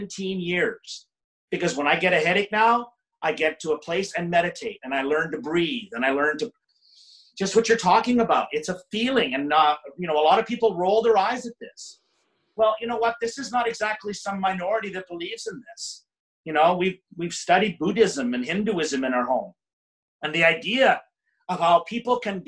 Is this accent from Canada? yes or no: yes; Canada; I spent my summers growing up in Canada.